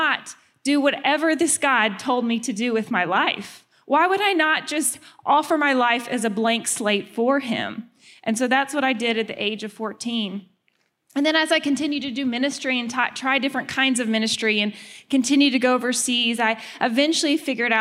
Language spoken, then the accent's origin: English; the South, United States; moved away; I'm from the South